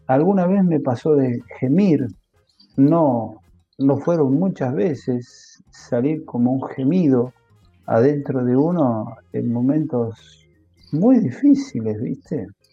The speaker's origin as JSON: {"language": "Spanish", "country": "Argentina", "said": "como en Argentina decimos"}